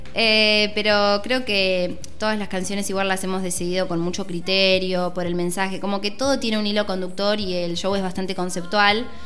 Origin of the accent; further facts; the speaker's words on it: Miramar, Buenos Aires Province, Argentina; soy de Miramar